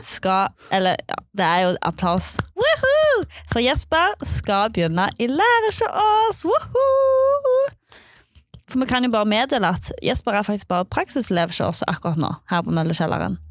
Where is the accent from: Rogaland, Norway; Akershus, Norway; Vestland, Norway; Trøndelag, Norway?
Rogaland, Norway; Nærbø; jeg kom ifra Nærbø